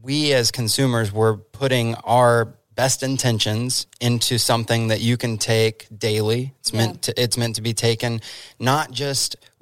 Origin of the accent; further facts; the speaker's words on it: Dallas, Texas, United States; also born or lived in Oregon; now in Oklahoma, United States; we moved here from Oregon, originally though from Dallas, Texas